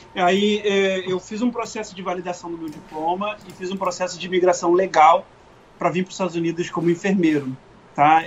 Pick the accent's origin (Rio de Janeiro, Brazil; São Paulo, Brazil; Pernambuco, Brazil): Rio de Janeiro, Brazil; moved away as an adult; also born or lived in Memphis, Tennessee / Lakeland; now in Wellington, United States; que sou do Rio de Janeiro